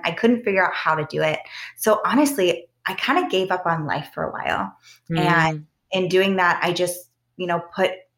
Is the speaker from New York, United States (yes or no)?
no; Southern Ohio, United States; also born or lived in Arizona / Idaho / New Mexico / South Lake Tahoe, California; now in Western Pennsylvania, United States; I grew up in Southern Ohio, but I actually just moved here 5 years ago from South Lake Tahoe, California